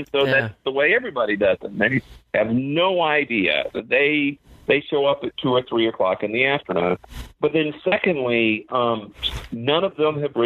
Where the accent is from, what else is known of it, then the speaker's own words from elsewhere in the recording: Florida, United States; now in Southern California, United States; I grew up in Florida